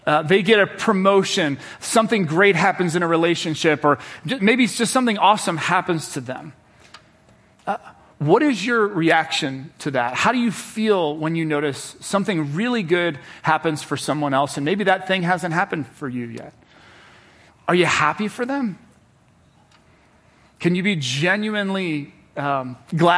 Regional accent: Cincinnati, Ohio, United States; now in Washington, D.C., United States; I'm from Cincinnati, Ohio

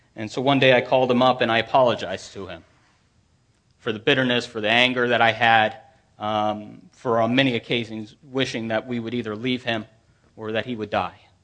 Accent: Manassas, Virginia, United States; I grew up in Manassas, about fifteen to twenty miles from here.

